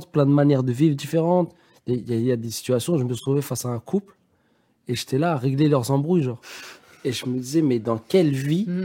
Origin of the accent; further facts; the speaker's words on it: Paris, Île-de-France, France; Il euh, faut savoir que moi, je viens de Paris et que ce soir, j'ai nulle part où dormir.